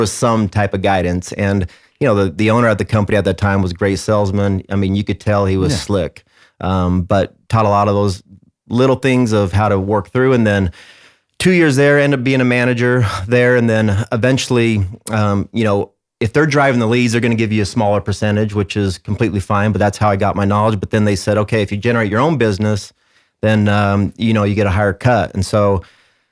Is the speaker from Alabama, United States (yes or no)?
no; Mesa, Arizona, United States; born and raised in Arizona, in Mesa